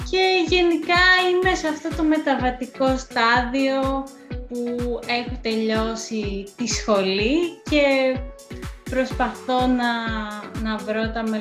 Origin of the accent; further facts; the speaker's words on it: Kalamata, Peloponnese, Greece; moved away as an adult; also born or lived in Athens; ε, κατάγομαι από την Καλαμάτα. Ε, σπούδασα αρχιτεκτονική στην Αθήνα